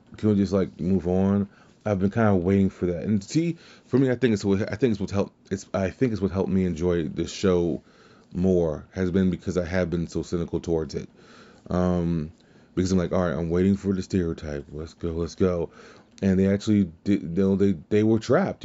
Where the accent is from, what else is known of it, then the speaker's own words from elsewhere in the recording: Louisiana, United States; I'm from Louisiana